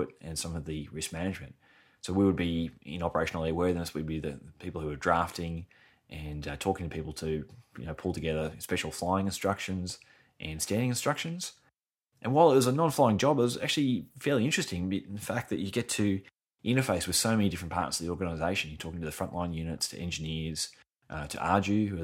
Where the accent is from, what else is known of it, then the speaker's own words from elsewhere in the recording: Brisbane, Queensland, Australia; my hometown, Brisbane in Australia